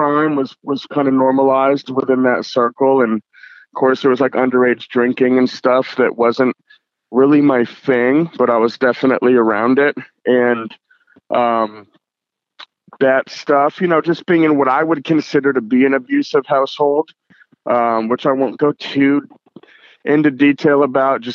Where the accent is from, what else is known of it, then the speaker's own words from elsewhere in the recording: seacoast of New Hampshire, United States; now in Portland, United States; I was born in Portland, Maine, and I grew up about 45 minutes north of Boston, Mass, in what they just call the seacoast of New Hampshire